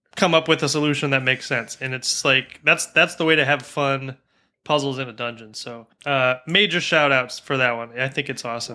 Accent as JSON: {"language": "English", "country": "United States", "tie": "born or raised there", "said": "an American who grew up in the, you know, mostly in the nineties"}